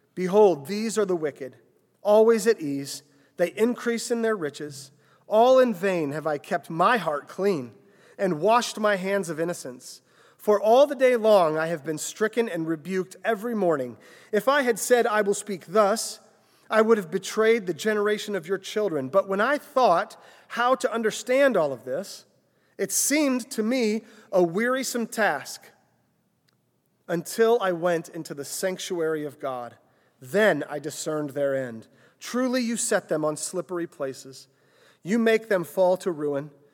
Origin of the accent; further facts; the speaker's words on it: Cissna Park, Illinois, United States; I grew up, uh, just north of here in Cessna Park, Illinois